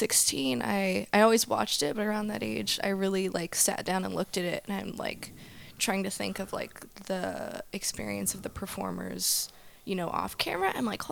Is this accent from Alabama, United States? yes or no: no; Northern California, United States; now in Southern California, United States; I'm 22. I'm from Northern California.